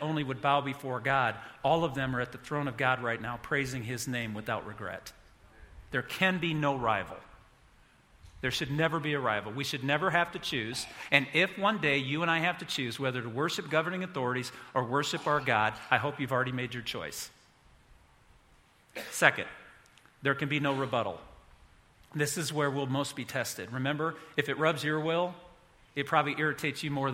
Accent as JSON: {"language": "English", "country": "United States", "said": "I'm an American"}